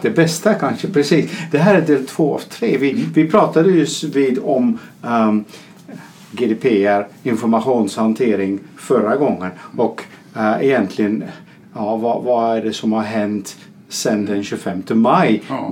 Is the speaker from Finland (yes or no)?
no; Netherlands; now in Sweden; jag som holländare bor i Sverige